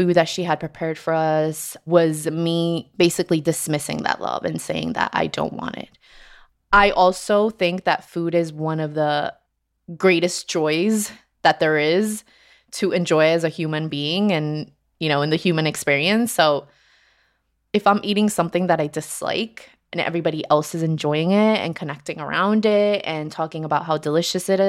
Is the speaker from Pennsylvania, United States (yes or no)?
no; New Jersey, United States; also born or lived in Colombia; I live in New Jersey. I moved here from Colombia when I was just six years old.